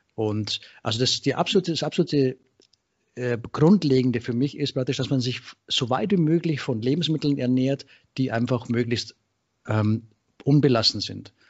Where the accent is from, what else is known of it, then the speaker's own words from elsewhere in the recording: Straubing, Bavaria, Germany; moved away as an adult; now in Thessaloniki, Greece; ich bin ursprünglich aus äh, Bayern, äh, äh, Ecke Straubing, Regensburg und äh, bin 2006 ausgewandert, der Liebe wegen nach Griechenland, äh, Thessaloniki.